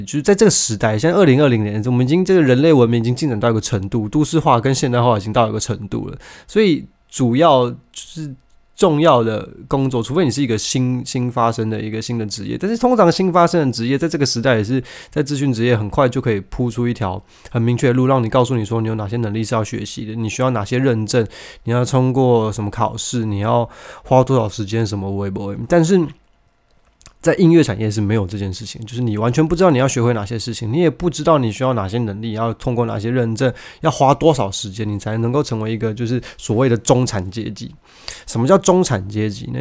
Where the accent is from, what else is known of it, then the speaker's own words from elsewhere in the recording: Taiwan; 那我们身为台湾人